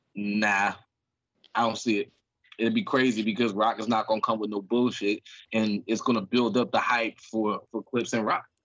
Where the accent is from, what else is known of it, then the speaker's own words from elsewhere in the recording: Philadelphia, Pennsylvania, United States; I'm from the streets, man. I'm from North Philly